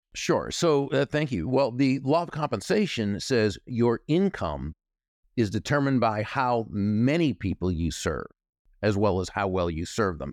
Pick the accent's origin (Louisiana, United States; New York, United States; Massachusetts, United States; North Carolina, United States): Massachusetts, United States; Natick; moved away; I grew up in what was then a small town, Natick, Massachusetts